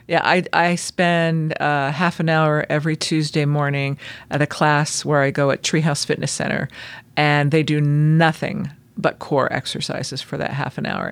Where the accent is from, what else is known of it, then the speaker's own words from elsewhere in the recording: Southern California, United States; now in Utah, United States; I grew up in Southern California